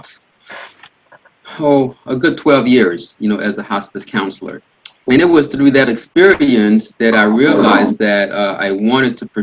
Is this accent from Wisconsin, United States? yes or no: no; Miami, Florida, United States; moved away; also born or lived in Port-au-Prince, Haiti; Grew up in Miami, and from a pretty large family